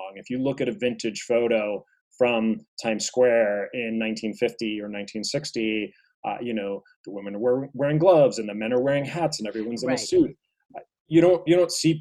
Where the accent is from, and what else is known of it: New York City, New York, United States